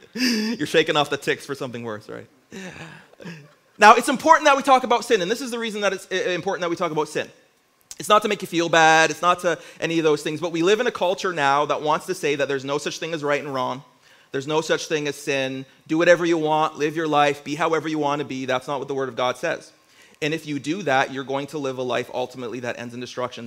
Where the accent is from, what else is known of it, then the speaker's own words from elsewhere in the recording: Windsor, Ontario, Canada; moved away as an adult; now in Niagara region, Canada; I'm originally from Windsor, Ontario